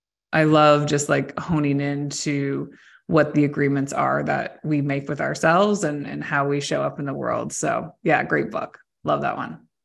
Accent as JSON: {"language": "English", "country": "Canada", "also_born_or_lived": "Ontario", "said": "I'm Canadian. I live in Ontario on the coast of Lake Huron"}